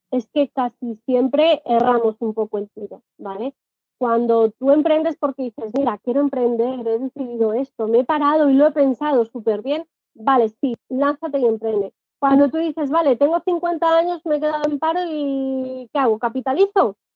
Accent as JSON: {"language": "Spanish", "country": "Spain", "accent": "Spanish", "said": "Y a mí me pasa lo primero, tengo acento español y ya es como que te ven mal, ¿no?"}